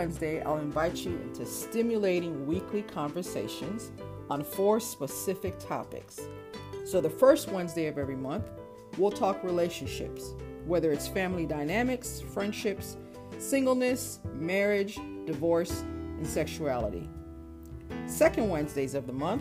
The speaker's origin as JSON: {"language": "English", "town": "Chicago", "region": "Illinois", "country": "United States", "tie": "born or raised there", "also_born_or_lived": "Montreal, Canada / Florida / Nashville, Tennessee / Phoenix, Arizona", "moved": "as an adult", "lives_now": "Los Angeles, United States", "said": "I was born right outside of Montreal. Though I was raised in Chicago, so Chicago is home for me. I lived there from the age of 5 till about 20"}